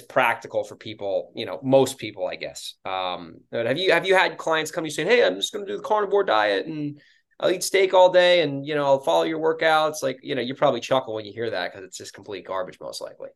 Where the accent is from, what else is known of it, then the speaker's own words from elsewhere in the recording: New York, United States; moved away; I'm from New York originally